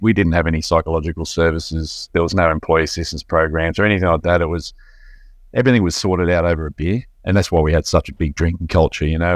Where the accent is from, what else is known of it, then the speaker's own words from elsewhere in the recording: Belmont, Lake Macquarie, New South Wales, Australia; I grew up in Ballantyne, which is around the corner from where I live now in Lake Macquarie.